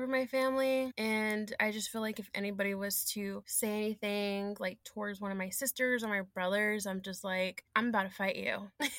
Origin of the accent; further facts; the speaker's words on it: Fort Worth, Texas, United States; moved away as an adult; now in Dallas, United States; I'm originally from Fort Worth, Texas, but I've been living in Dallas for 7 years.